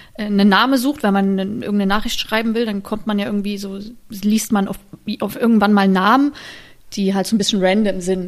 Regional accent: Germany; also born or lived in Paris, France; ich bin auch eine Deutsche

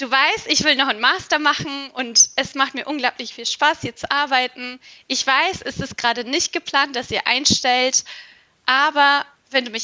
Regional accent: Istanbul, Turkey; now in Germany; Ich komme auch aus Istanbul, bin dort mhm. geboren und aufgewachsen. Und ähm, 2010 bin ich dann nach Deutschland gekommen und tatsächlich auch alleine erstmal.

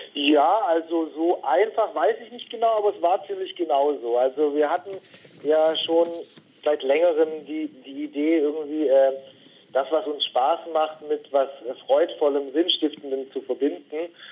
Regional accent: near Stuttgart, Baden-Württemberg, Germany; moved away as an adult; also born or lived in northern Germany; Wir sind äh, in der Nähe von Stuttgart gemeinsam aufgewachsen

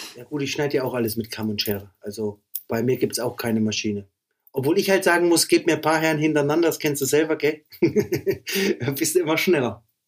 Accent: Meiningen, Thuringia, Germany; moved away as an adult; now in Erfurt, Germany; ich komme eigentlich aus Meiningen, ne? Ja, genau. Das ist mein, das ist mein Geburtsort

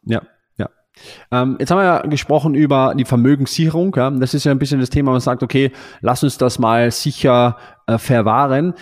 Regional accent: Austria; bei uns in Österreich

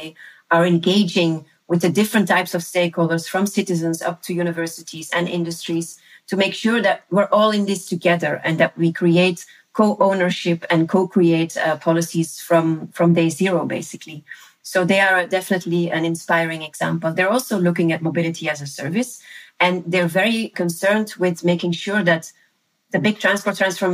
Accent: Leuven, Flanders, Belgium; my hometown, which is the city of Leuven here uh-huh. in Belgium.

